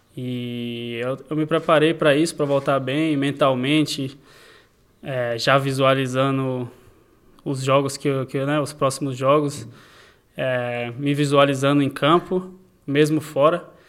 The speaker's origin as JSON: {"language": "Portuguese", "country": "Brazil", "tie": "born or raised there", "said": "no Brasil, no, no país onde eu nasci"}